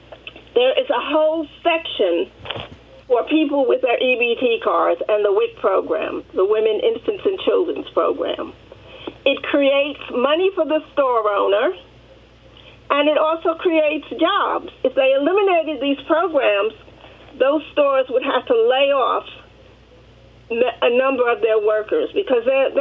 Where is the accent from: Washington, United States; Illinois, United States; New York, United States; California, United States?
New York, United States; New York City; I grew up in Harlem, which is a mixed income area. We have people on welfare living there, and we had lawyers living there